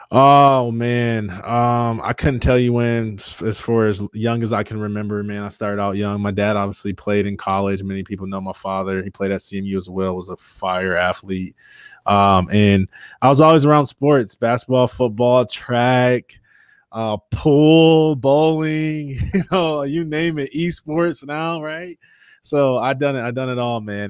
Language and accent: English; Jackson, Michigan, United States; moved away as an adult; now in Metro Atlanta, United States; I grew up in Jackson, Michigan